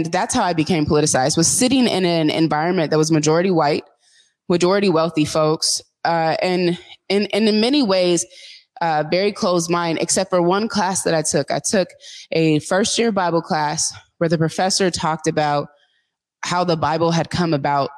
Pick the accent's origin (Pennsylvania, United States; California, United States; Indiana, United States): Indiana, United States; Indianapolis; moved away as an adult; now in Seattle, United States; I grew up in Indianapolis, Indiana